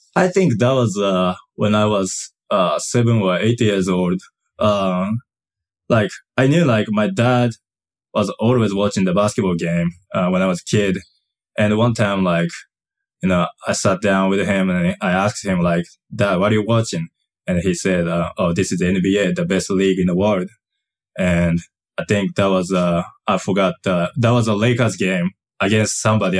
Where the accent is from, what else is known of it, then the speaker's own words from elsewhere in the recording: Kagawa, Japan; English is a second language; moved away; also born or lived in Yokohama, Japan; I moved to, uh, it's called the place Kagawa, uh, when I was two or three years old